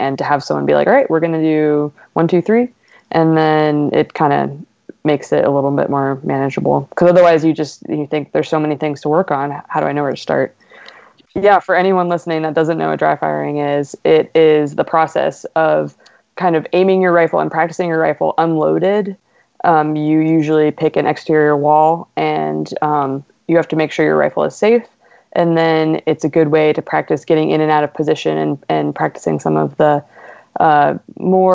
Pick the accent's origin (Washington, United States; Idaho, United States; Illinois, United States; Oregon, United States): Washington, United States; moved away; I'm actually from Washington originally.